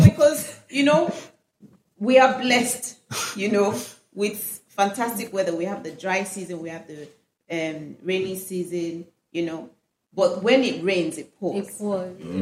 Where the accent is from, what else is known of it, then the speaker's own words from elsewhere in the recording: Kano, Kano State, Nigeria; I grew up in Kano. I was born in Kano